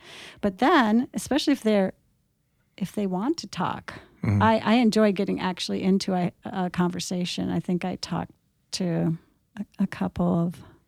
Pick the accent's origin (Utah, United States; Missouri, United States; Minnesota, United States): Minnesota, United States; I'm from Minnesota.